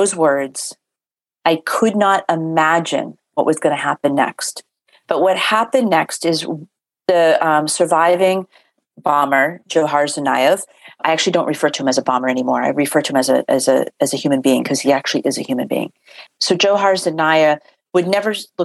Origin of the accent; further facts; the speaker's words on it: Boston, Massachusetts, United States; I grew up in Boston or outside of Boston